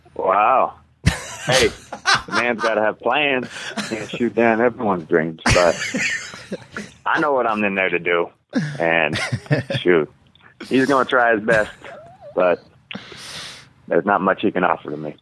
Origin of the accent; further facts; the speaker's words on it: Alaska, United States; now in Vancouver, United States; Vancouver, Washington. I'm from Alaska